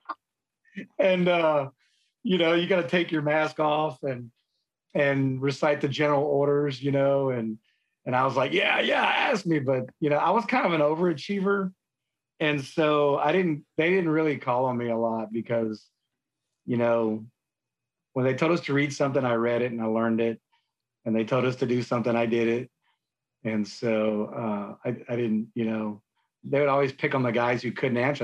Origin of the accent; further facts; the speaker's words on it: San Antonio, Texas, United States; I grew up in San Antonio. Um, born and raised